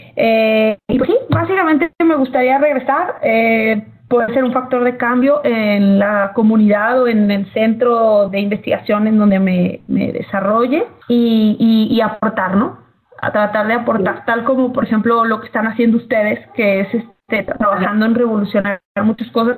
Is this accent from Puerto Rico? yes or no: no; Mexico; moved away as an adult; now in United States; como mexicanos